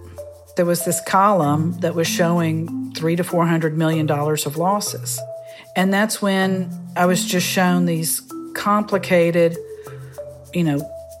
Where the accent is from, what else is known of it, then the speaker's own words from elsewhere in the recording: Tomball, Texas, United States; also born or lived in New York; I grew up in Tomball, Texas. Went to the University of Texas at Austin